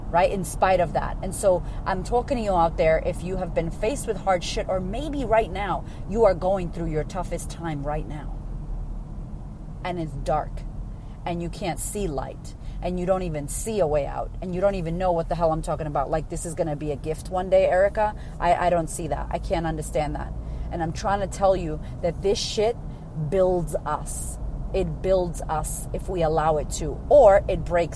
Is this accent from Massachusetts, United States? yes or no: yes; Boston, Massachusetts, United States; moved away as an adult; now in Australia; I'm originally from Boston, from America